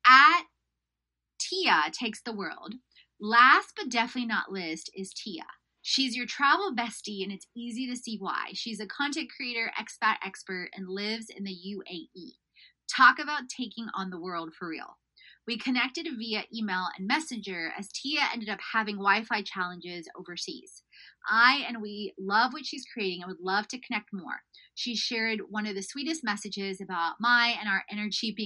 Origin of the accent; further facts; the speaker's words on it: Houston, Texas, United States; I grew up in Houston